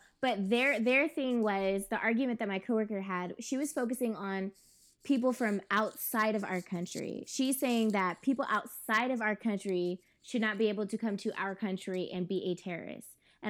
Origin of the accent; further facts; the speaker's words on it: Yuba City, California, United States; Yuba City.